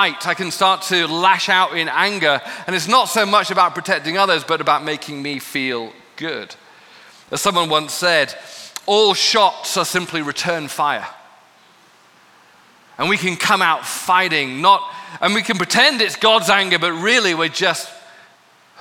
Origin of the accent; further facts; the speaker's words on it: United Kingdom; I'm from Britain where we master no anger